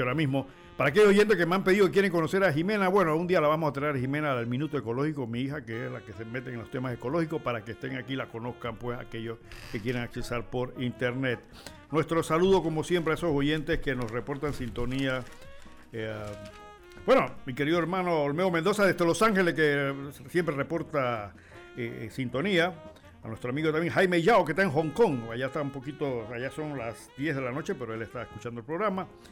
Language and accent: Spanish; Panama; nosotros como panameños